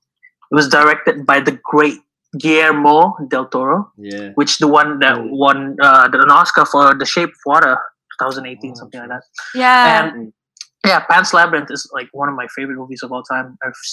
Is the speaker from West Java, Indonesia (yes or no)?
no; Jakarta, Indonesia; moved away; I am also from Jakarta, Indonesia.